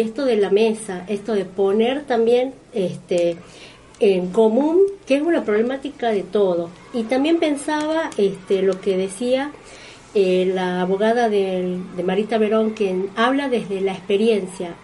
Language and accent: Spanish; Tucumán, Argentina; nosotros como tucumanos